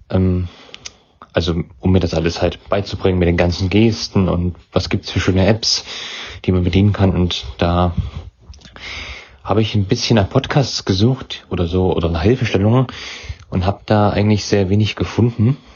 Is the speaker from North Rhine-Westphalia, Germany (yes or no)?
no; Weimar, Thuringia, Germany; Ich komme aus Weimar. In Thüringen ist das.